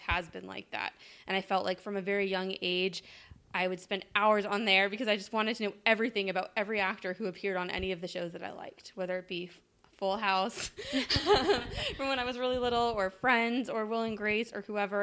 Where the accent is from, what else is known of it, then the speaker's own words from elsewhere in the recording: San Diego, California, United States; also born or lived in Montreal, Canada; I'm from Montreal, Canada, but I grew up in San Diego. I moved to San Diego when I was like 8.